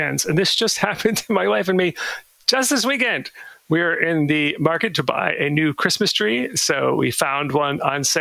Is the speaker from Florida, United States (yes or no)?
yes; Tampa, Florida, United States; I'm from the Tampa area